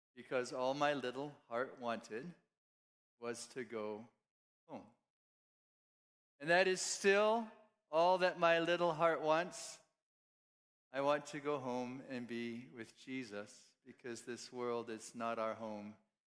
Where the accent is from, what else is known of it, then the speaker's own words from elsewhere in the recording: Kenya; born there; I'm a missionary kid. I was born in Kenya, East Africa. My parents were pioneer church planters, and there wasn't a good school option where they lived.